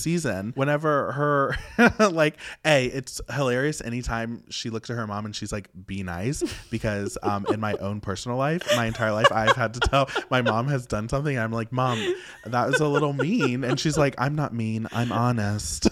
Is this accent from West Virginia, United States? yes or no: yes; West Virginia, United States; I grew up in West Virginia, which is very old school